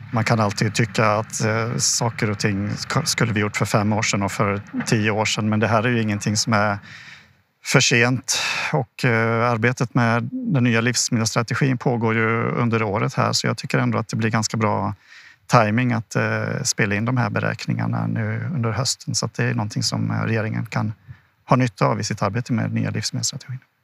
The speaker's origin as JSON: {"language": "Swedish", "country": "Sweden"}